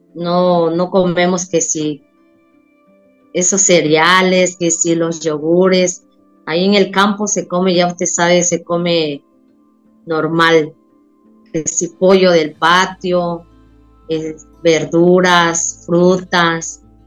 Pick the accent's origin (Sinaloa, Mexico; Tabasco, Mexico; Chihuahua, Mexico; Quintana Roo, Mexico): Tabasco, Mexico; moved away as an adult; now in Cozumel, Mexico; No, yo me vine a vivir a Cozumel. Yo soy de Tabasco, pero vine a, a, Cozumel y aquí tengo 20 años de estar